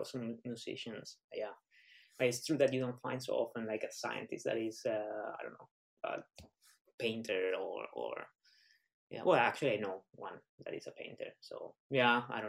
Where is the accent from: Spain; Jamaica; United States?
Spain; now in United Kingdom; I'm from Spain